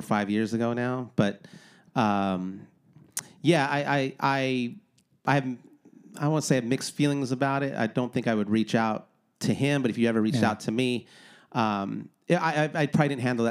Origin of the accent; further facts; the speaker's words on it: Wilmington, California, United States; A place where I grew up in Wilmington